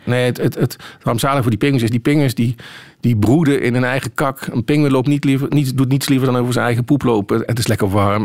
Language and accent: Dutch; Dutch Limburg, Netherlands; ik kom uit Nederlands Limburg. En daar hadden we op de katholieke basisschool